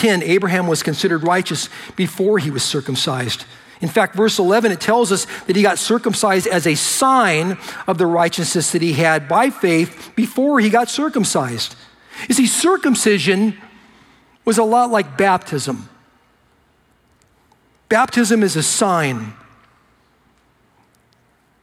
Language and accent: English; United States; I'm an American